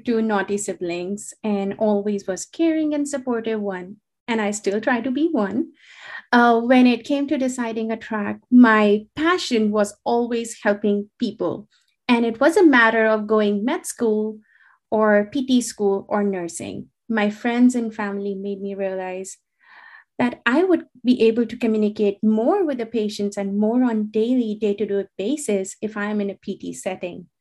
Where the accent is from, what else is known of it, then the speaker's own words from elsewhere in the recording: India; moved away as an adult; also born or lived in New Delhi / Connecticut, United States; I'm originally from India and went to undergrad in New Delhi before joining Central Connecticut State University for my graduate program